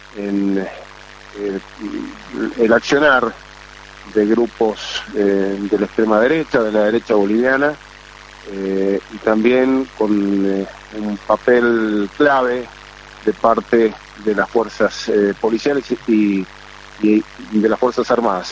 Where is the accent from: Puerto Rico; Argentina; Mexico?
Argentina; como argentino